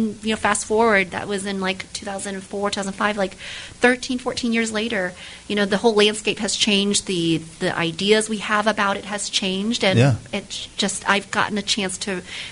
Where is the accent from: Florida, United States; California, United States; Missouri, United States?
Missouri, United States; Webster Groves; I grew up here in St. Louis, actually in Webster Groves